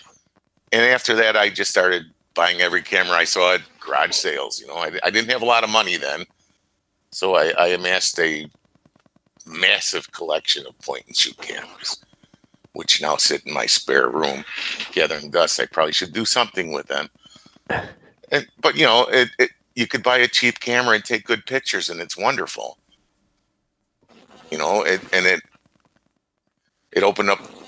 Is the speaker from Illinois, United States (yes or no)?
yes; Chicago, Illinois, United States; moved away; I'm a Chicagoan living in a small town right now